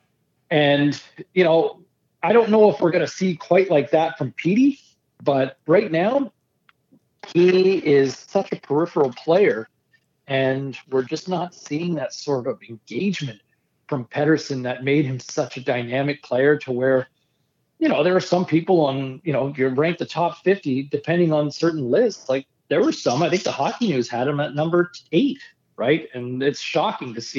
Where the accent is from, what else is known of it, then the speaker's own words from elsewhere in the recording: Ottawa, Ontario, Canada; living in Southern Ontario for so many years, growing up in Ottawa originally